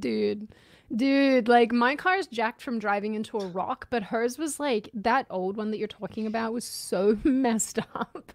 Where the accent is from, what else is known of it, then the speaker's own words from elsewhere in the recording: Australia; moved away; you bond over being Aussie